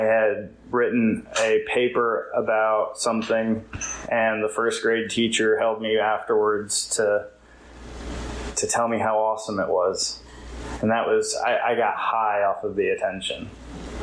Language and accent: English; California, United States; now in Wilmington, United States; I live in Wilmington. I'm from California